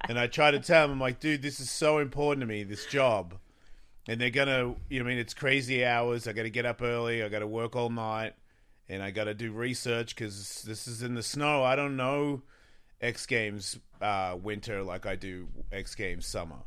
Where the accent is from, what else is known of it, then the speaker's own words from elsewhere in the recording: Australia; moved away; I'm from Australia